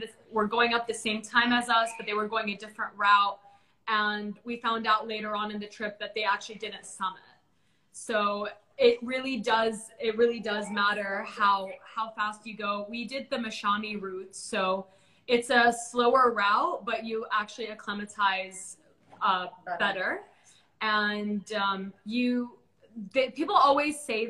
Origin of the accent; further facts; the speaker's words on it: Bahrain; I'm like from Bahrain